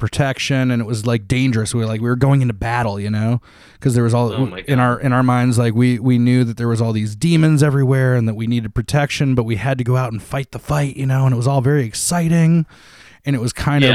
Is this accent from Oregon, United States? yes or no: no; Toledo, Ohio, United States; moved away as an adult; now in Columbus, United States; in 2004, I moved from my hometown of Toledo to Columbus.